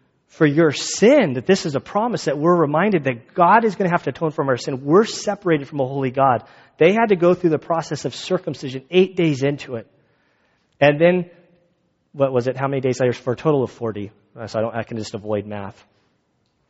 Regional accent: Valley Center, United States; I'm from Valley Center

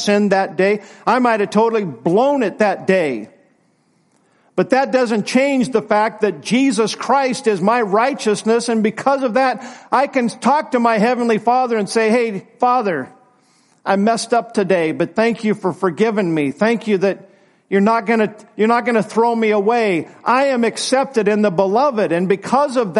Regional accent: United States; I'm glad to be an American, but it's not my first allegiance.

